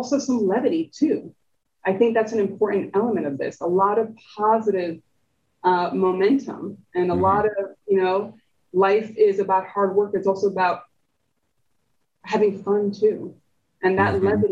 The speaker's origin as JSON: {"language": "English", "region": "New Jersey", "country": "United States", "tie": "born or raised there", "first_language": "Spanish", "second_language": "English"}